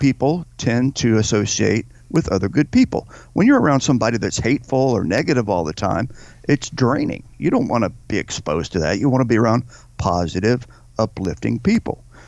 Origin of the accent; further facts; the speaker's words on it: United States